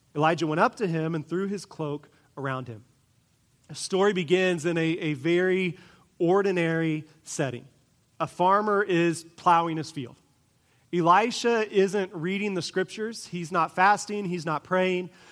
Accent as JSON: {"language": "English", "region": "Kansas", "country": "United States", "tie": "born or raised there", "said": "I grew up in Kansas"}